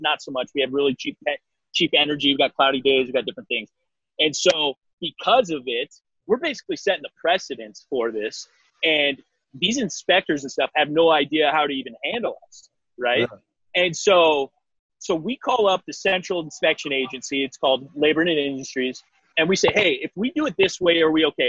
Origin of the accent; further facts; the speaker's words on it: Eastern Washington, United States; in Washington State, where my my hometown area